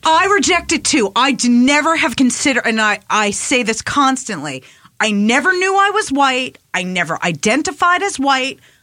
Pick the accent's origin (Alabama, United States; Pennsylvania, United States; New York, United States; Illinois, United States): New York, United States; Long Island; also born or lived in Queens, New York; I moved from Queens to Long Island